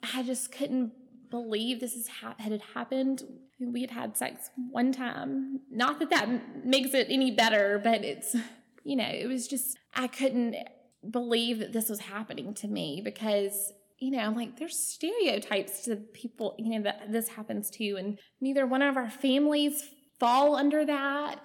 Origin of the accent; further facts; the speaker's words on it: Alexander City, Alabama, United States; I am from Alexander City, just up the road. Um, I grew up on Lake Martin